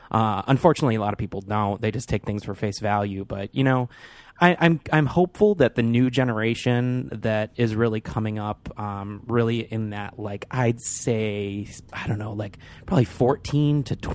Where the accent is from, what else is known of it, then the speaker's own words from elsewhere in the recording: Michigan, United States; moved away as an adult; now in Chicago, United States; am from Michigan